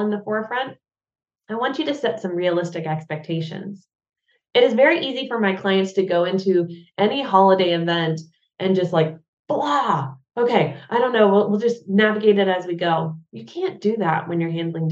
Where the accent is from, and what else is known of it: United States; now in Germany